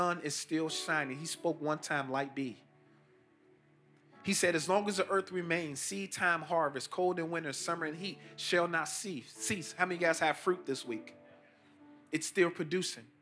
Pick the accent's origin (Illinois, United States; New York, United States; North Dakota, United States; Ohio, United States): Illinois, United States; Chicago; I'm from Chicago, not even 17 miles from here. I grew up in the housing projects called Augale Gardens